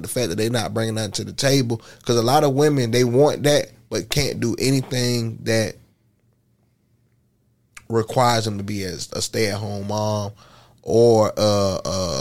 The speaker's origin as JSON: {"language": "English", "town": "Orlando", "region": "Florida", "country": "United States", "tie": "born or raised there", "said": "I grew up in Pine Hills, Silver Star, Chopper City"}